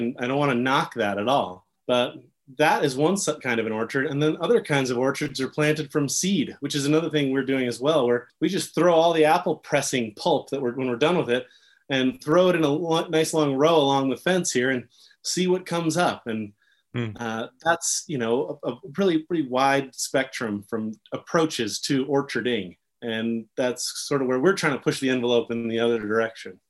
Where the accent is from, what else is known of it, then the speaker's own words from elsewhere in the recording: Jackson, Wyoming, United States; I grew up in this town that throws a lot of different things at you.